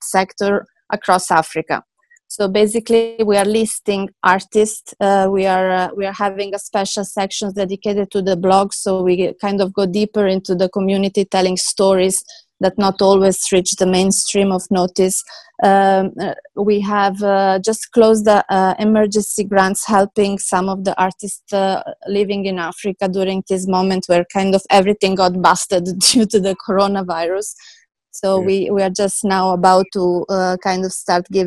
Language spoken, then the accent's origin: English; Switzerland; moved away as an adult; also born or lived in Serbia; now in Dubai, United Arab Emirates; born in Serbia, and then I moved in Switzerland during the civil war in ex-Yugoslavia. In Switzerland, I finished my school as an accountant